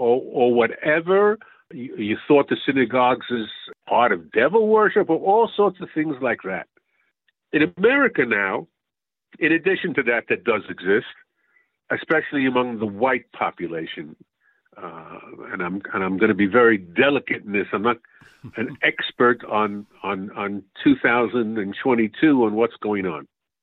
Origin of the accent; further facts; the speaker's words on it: United States; when I was growing up in the United States, we'd get eggs on us going home.